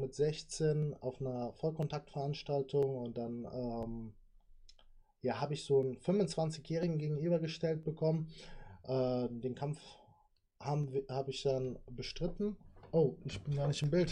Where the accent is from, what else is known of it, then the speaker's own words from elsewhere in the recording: Sinzig, Rhineland-Palatinate, Germany; ich komme ja aus Sinzig